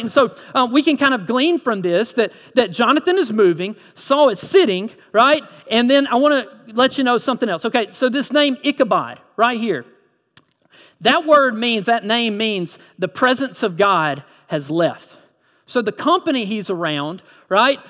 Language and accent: English; Lyons, Georgia, United States; I'm originally from Lyons, Vidalia area